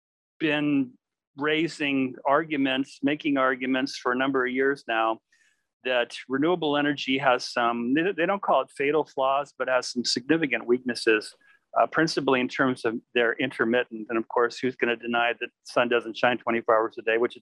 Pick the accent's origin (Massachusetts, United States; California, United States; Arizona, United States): California, United States; Palo Alto; where I was born in Palo Alto